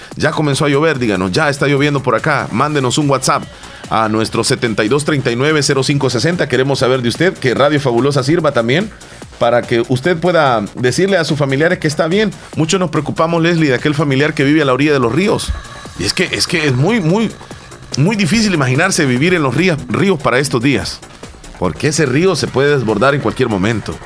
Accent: El Salvador; Si soy salvadoreño

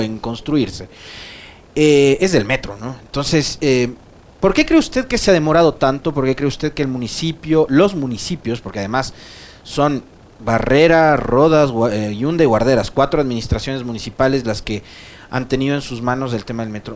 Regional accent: Ecuador

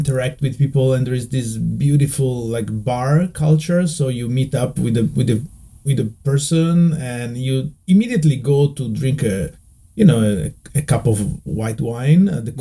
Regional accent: Udine, Friuli-Venezia Giulia, Italy; English is a second language; moved away as an adult; also born or lived in Venice, Italy; now in Tokyo, Japan; I was born in Udine. Okay. Which is, like my hometown.

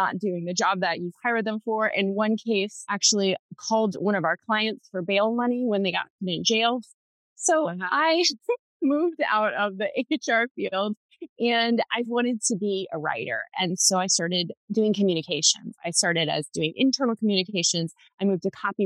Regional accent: Southern Ohio, United States; also born or lived in Columbus, Ohio; I grew up in Southern Ohio, and now I live just outside of Columbus

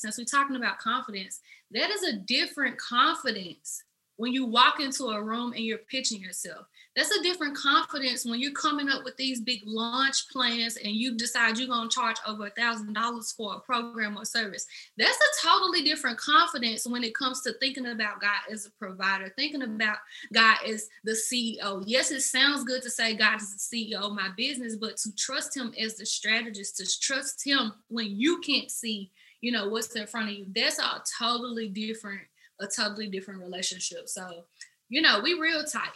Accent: Memphis, Tennessee, United States; I am from Memphis, Tennessee, as you can probably tell by my accent.

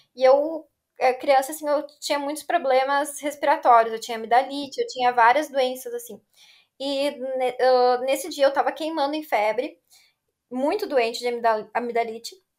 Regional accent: Novo Hamburgo, Rio Grande do Sul, Brazil; also born or lived in São Leopoldo / Estância Velha; Eu nasci em São Leopoldo e daí eu fui morar em Estância Velha. Morei lá até os meus cinco anos, daí eu vim para Novo Hamburgo

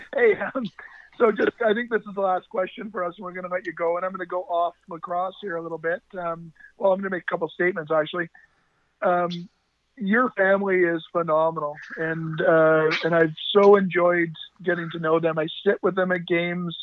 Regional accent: Duncan, British Columbia, Canada; I'm from Duncan, BC.

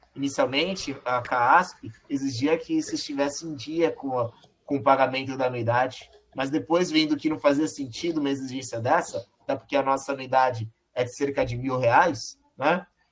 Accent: Brazil; eu, que sou brasileiro

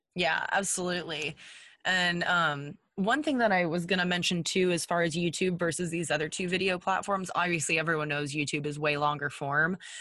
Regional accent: Texas, United States; we're from Texas. Um, I grew up in a hunting family

